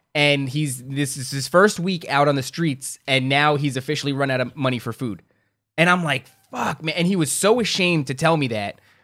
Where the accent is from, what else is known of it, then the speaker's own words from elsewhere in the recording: Carteret, New Jersey, United States; also born or lived in Elizabeth, New Jersey; my hometown's Carteret